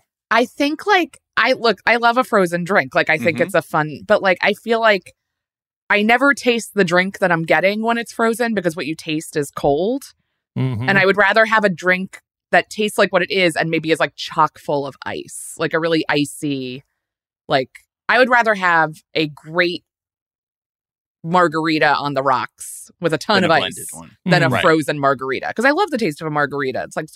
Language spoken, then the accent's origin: English; Maryland, United States; now in New York, United States; I grew up in Maryland, but I've been here for 16 or 17 years now